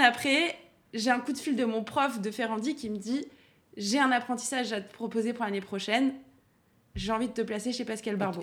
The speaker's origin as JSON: {"language": "French", "town": "Auxerre", "region": "Bourgogne-Franche-Comté", "country": "France", "tie": "born or raised there", "also_born_or_lived": "Dijon", "moved": "yes", "lives_now": "Paris, France", "said": "Je suis née à Dijon et j'ai vécu jusqu'à mes 6 ans à côté de Dijon dans un petit village. Euh, et, après, je suis, on est venu à Auxerre avec mes parents"}